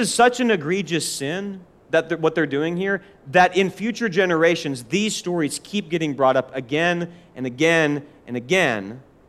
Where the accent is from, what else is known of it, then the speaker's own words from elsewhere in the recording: Forest Lake, Minnesota, United States; now in Nashville, United States; I remember growing up in Forest Lake, Minnesota, and being a Christian, living there for 2 years